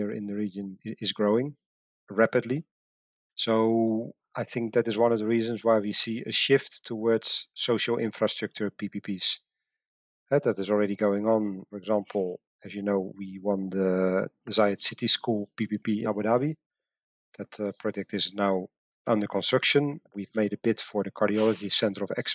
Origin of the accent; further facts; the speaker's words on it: Netherlands; moved away as an adult; my home country, the Netherlands